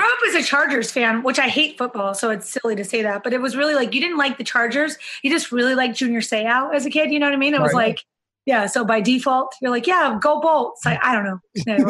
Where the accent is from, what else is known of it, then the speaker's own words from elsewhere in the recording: Yuma, Arizona, United States; also born or lived in San Diego; So I'm from a small town in Arizona, Yuma, Arizona. It's like right on the border of Mexico and California. My stepdad was in the military, and we ended up moving to San Diego when I was fifth grade.